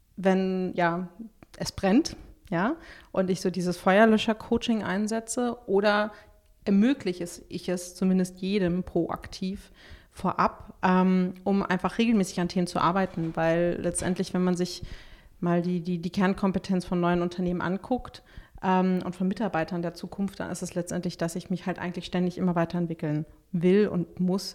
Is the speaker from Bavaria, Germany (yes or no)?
no; Berlin, Germany; bin ich Berlinerin